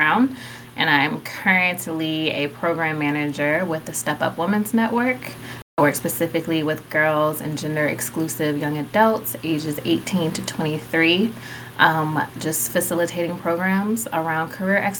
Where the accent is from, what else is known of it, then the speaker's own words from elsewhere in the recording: Richmond, Virginia, United States; moved away as an adult; also born or lived in North Carolina; I'm originally from Richmond, Virginia. I relocated to North Carolina for undergrad